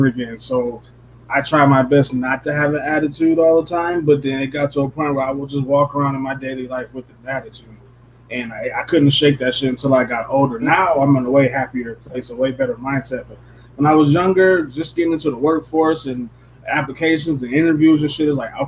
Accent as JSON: {"language": "English", "town": "Detroit", "region": "Michigan", "country": "United States", "tie": "born or raised there", "also_born_or_lived": "Belleville, Michigan", "said": "I grew up in fucking Detroit, Michigan. And then when I moved from Detroit, Michigan out to Belleville"}